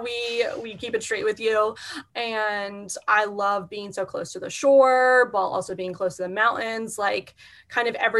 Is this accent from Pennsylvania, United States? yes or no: yes; Philadelphia, Pennsylvania, United States; I grew up in suburban Philadelphia, Pennsylvania, which is where I still now currently live